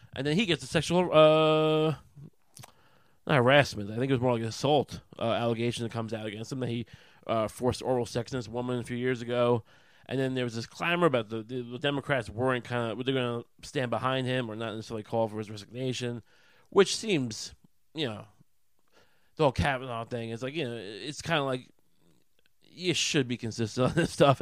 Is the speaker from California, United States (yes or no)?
no; Long Island, New York, United States; I grew up on Long Island